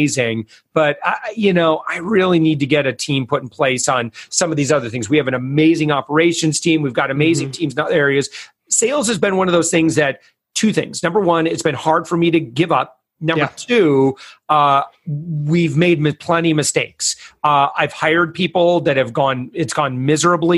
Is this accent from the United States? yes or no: yes; West Michigan, United States; We're from West Michigan